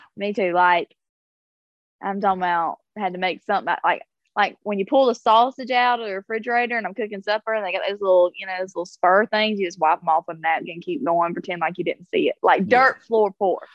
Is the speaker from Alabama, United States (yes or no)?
yes; South Alabama, United States; growing up in South Alabama, I was allowed to stay the night with people